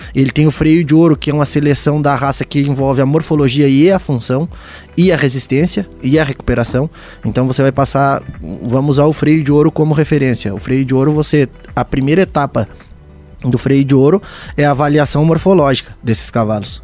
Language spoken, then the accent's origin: Portuguese; Painel, Santa Catarina, Brazil; also born or lived in Lages; o meu pai era, capaz de uma era capataz de uma fazenda no painel, onde eu moro hoje